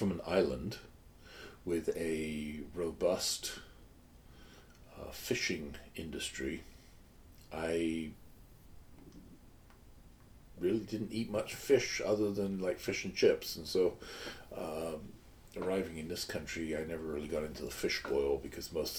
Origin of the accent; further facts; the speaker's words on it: United Kingdom; moved away; Being British